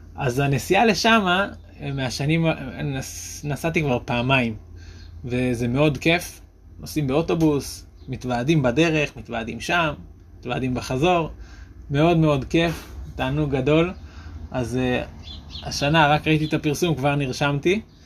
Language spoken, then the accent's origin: Hebrew; Shaalvim, Central District, Israel; בשעלבים, איפה שגדלתי